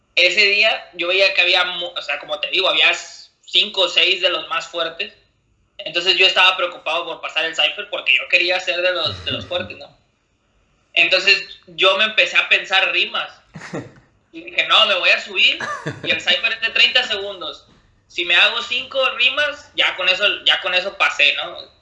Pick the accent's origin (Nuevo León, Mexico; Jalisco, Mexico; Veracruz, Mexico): Nuevo León, Mexico; Monterrey; soy de Monterrey, México.